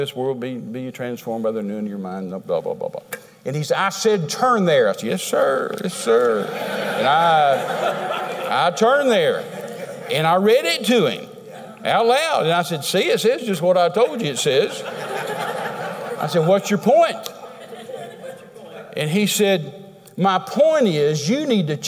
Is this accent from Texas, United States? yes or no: yes; Texas, United States; I'm a Texan